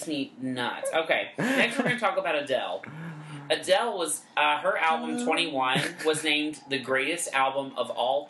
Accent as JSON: {"language": "English", "town": "Hillsboro", "country": "United States", "said": "But I'm also from Hillsboro."}